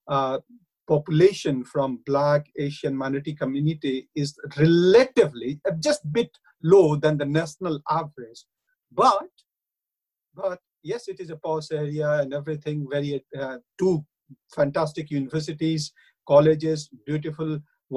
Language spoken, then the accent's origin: English; India; accent: Indian; moved away as an adult; now in Bath, United Kingdom; I have my own Indian accent